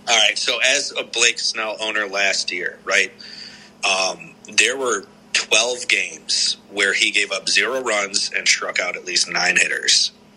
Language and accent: English; Cleveland, Ohio, United States; I'm from Cleveland, Ohio